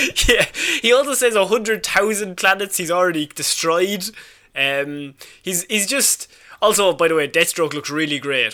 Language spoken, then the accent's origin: English; Ireland